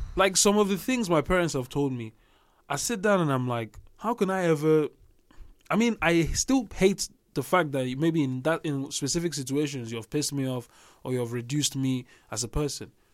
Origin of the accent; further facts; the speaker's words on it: Nigeria; we grew up in Nigeria